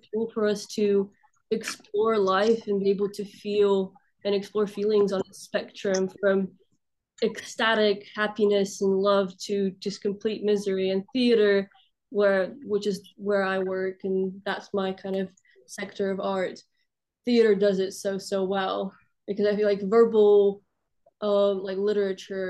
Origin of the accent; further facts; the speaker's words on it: Russia; also born or lived in Balkans; now in London, United Kingdom; I grew up in Russia